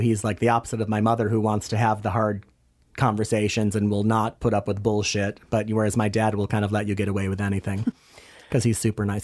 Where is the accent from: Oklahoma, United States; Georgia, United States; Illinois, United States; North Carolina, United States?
Illinois, United States; Hanover Park; moved away as an adult; also born or lived in Chicago / Madrid / Florida; now in New York City, United States; I was born in Chicago and grew up in the very glamorous suburbs of Chicago, Hanover Park, Illinois, to be exact.